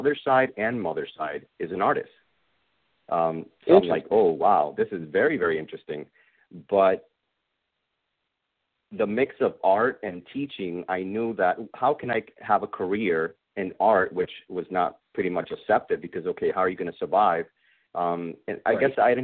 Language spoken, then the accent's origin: English; Cidra, Puerto Rico; moved away as an adult; also born or lived in Bronx, New York / Stratford, Connecticut / Caguas, Puerto Rico; now in United States; We moved back to Puerto Rico. So, I learned English first, and then I had to learn Spanish all over again, like I was a little kid. And then eventually I went, my elementary years, middle school, and then high school. And I graduated in Puerto Rico